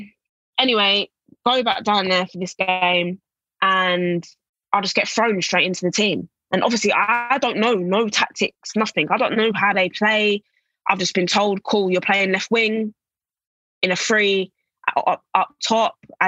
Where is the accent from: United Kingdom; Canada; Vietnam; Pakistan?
United Kingdom; England; moved away as an adult; also born or lived in Kansas / Atlanta / Spain / Italy; my home country